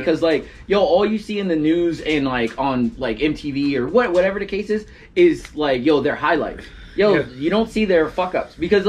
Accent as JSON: {"language": "English", "region": "New Jersey", "country": "United States", "said": "I'm from Jersey, bro."}